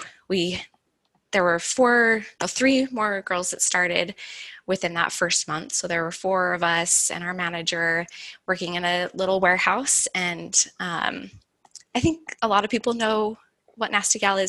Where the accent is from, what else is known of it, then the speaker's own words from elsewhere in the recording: Utah, United States; I'm from Utah